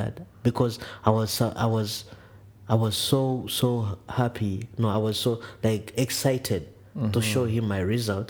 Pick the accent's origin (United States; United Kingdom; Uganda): Uganda; Kampala, Central Region; English is a second language; now in Toronto, Canada; I'm from Uganda, Kampala.